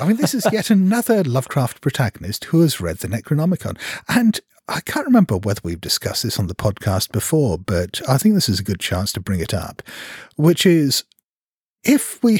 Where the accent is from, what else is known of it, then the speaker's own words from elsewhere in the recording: Hong Kong; I come from Hong Kong.